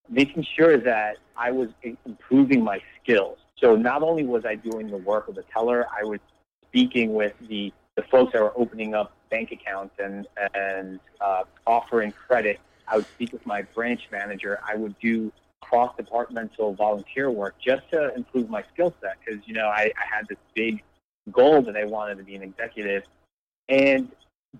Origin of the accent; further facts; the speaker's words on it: Elizabeth, New Jersey, United States; I grew up in Elizabeth, New Jersey. I lived in 7 different houses before I graduated high school